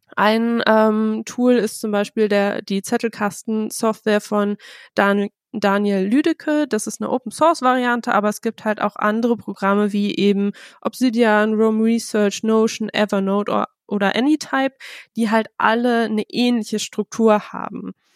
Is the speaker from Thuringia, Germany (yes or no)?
no; Bielefeld, North Rhine-Westphalia, Germany; Ich komme aus Bielefeld, habe da Soziologie studiert